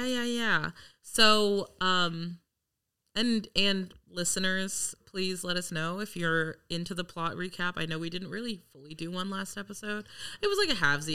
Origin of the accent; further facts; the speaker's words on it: Los Angeles, California, United States; I am from Los Angeles